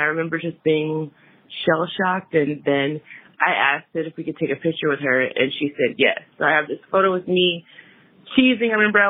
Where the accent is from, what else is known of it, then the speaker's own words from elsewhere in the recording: Fort Worth, Texas, United States; now in Baltimore, United States; I'm calling from Baltimore, Maryland, but I'm originally from Fort Worth, Texas.